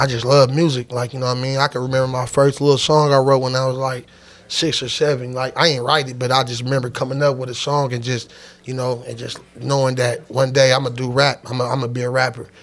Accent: Sacramento, California, United States; We're from Sacramento, California

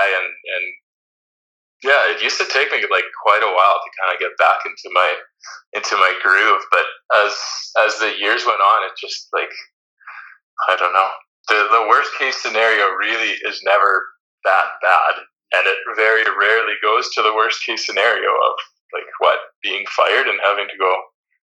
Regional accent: Canada; moved away as an adult; also born or lived in Netherlands; you're always the foreigner as a Canadian

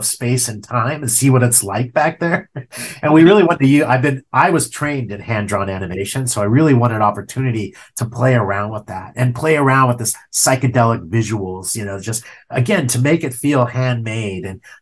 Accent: Ojai, California, United States; also born or lived in Ventura, California; I grew up in Ojai, California

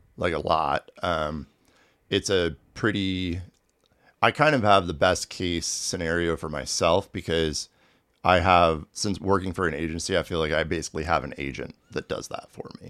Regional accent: Manhattan, Kansas, United States; moved away as an adult; also born or lived in Tucson, Arizona / New York City / Brooklyn; Grew up in Manhattan

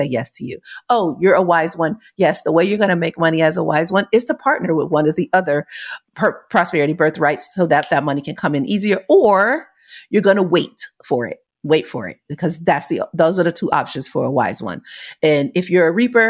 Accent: United States; I'm from America

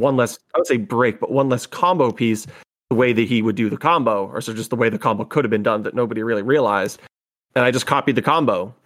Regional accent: northern Massachusetts, United States; now in Rhode Island, United States; we grew up about fifteen minutes apart from each other, both in the northern part of Massachusetts. So neither of us in Boston

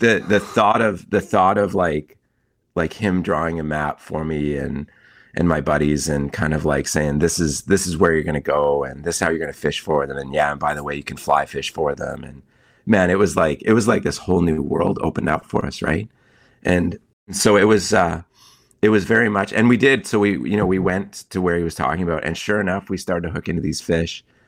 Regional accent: Kootenays, British Columbia, Canada; I grew up in the Kootenays

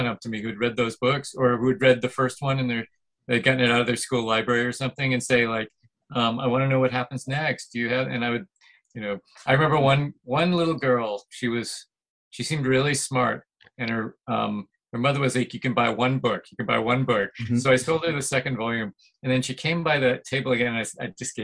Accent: central New Jersey, United States; moved away as an adult; also born or lived in Boston area, Massachusetts; now in Brooklyn, New York, United States; I am originally from the Boston area, but mm-hmm. I pretty much grew up mostly in central New Jersey.

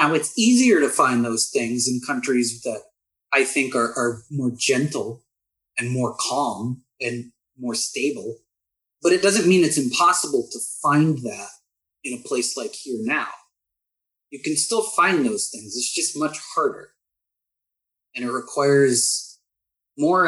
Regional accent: United States; also born or lived in Austin, Texas / San Antonio, Texas; being American

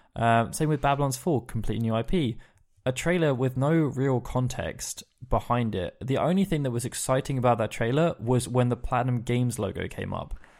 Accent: England, United Kingdom; as an English person

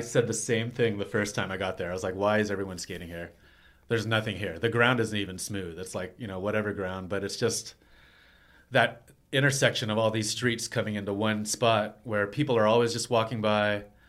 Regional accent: Texas, United States; moved away as an adult; now in New York, United States; I was from Texas

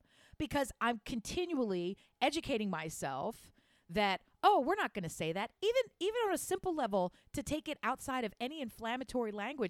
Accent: Wilmington, Delaware, United States; also born or lived in Philadelphia; But even in the very small community that I grew up in basically just outside Southeast Philadelphia, Northern Wilmington area, there it was so...

